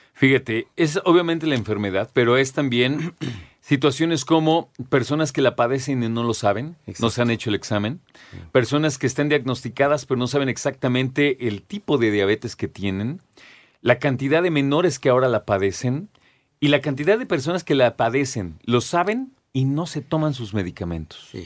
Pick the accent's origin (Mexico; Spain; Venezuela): Mexico; nosotros como mexicanos